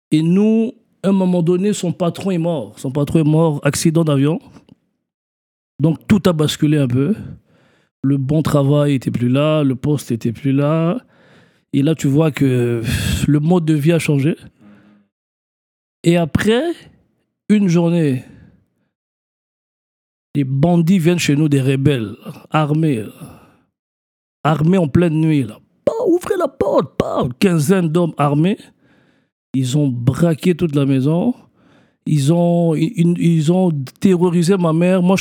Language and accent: French; Kinshasa, DR Congo; born there; moi, je suis né au, à Kinshasa, Zaïre, au Congo, les années 80. Donc, euh, je suis africain à 300%, né au Zaïre, Kinshasa, la capitale.